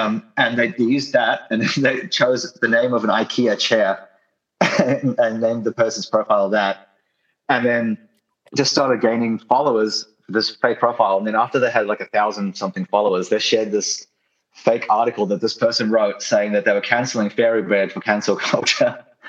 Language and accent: English; New Zealand; also born or lived in Australia; I'm from Australia, as you might not know. I'm from New Zealand originally, but I spent like a decade in Australia basically.